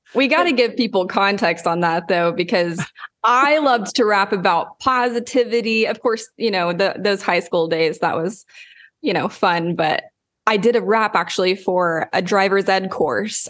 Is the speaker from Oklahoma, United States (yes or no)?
yes; Lawton, Oklahoma, United States; moved away; I grew up in Lawton, Oklahoma